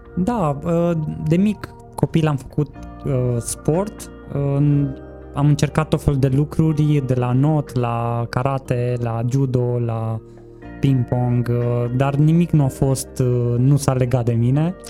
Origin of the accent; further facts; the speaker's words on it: Cluj-Napoca, Cluj County, Romania; m-am născut la Cluj, am 36